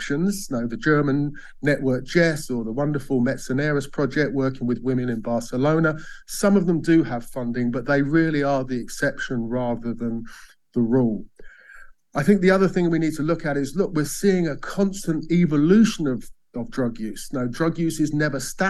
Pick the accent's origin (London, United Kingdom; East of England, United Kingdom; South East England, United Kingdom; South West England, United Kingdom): South West England, United Kingdom; Bath; In my hometown of Bath